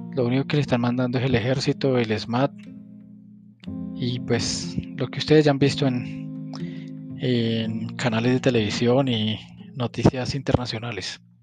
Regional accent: Colombia; como colombiano

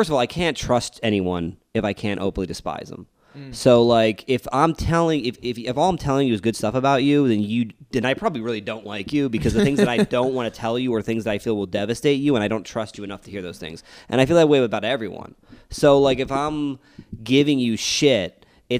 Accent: East Coast, United States; moved away; I come from the East Coast, where it's a very ball-busting kind of, like, area

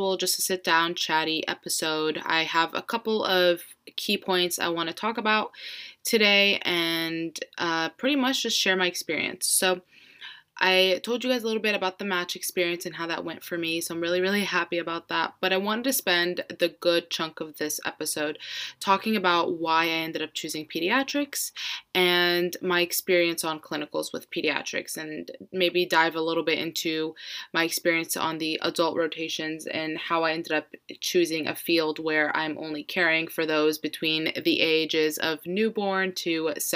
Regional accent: Florida, United States; I'm born and raised in Florida

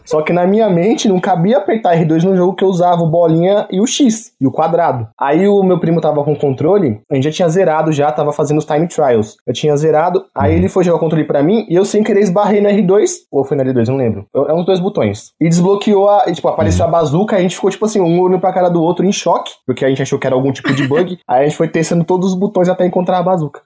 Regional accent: Brazil; eu sou brasileiro

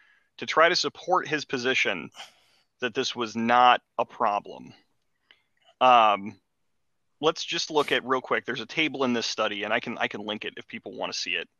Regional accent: Prince George's County, Maryland, United States; I grew up in Prince George's County, Maryland, growing up as a white dude

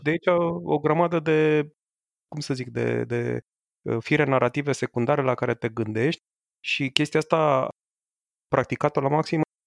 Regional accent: Romania; eu sunt român

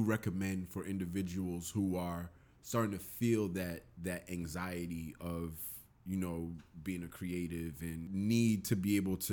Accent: New York City, New York, United States; being a New Yorker

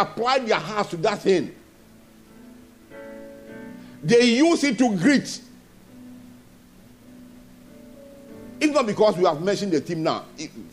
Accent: Ghana; moved away as an adult; also born or lived in Nigeria; I'm also a Ghanaian.

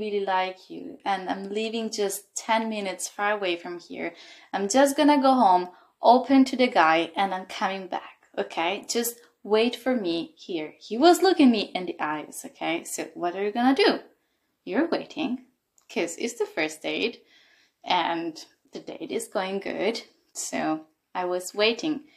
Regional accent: Italy; moved away as an adult; now in Berlin, Germany; I'm from Italy, actually, and I've been in Berlin since 2 years

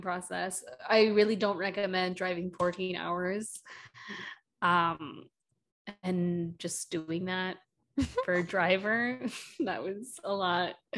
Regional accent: Milwaukee, Wisconsin, United States; also born or lived in Madison / New York City; Milwaukee, where mm. like you know my mom is from or lives, uh, and where I you know spent the majority of my life growing right. up there

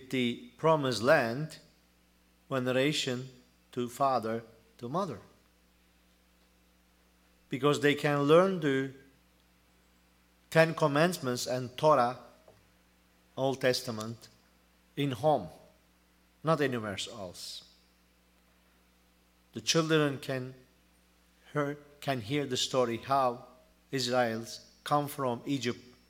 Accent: Turkey; English is a second language; moved away as an adult; now in United States; I'm Turkish. And almost 1 year, I'm United States. And I am hoping to turn back to my country someday.

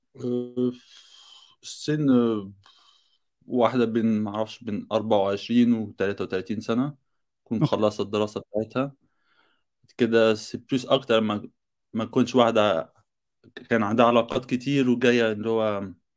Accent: Egypt; now in France; انا مصري

